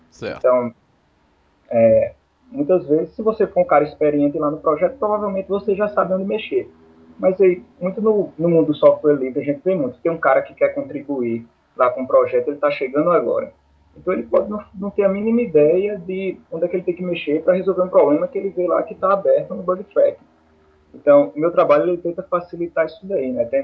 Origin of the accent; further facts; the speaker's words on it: Paraíba, Brazil; accent: nordestino; mais um sotaque nordestino pro podcast.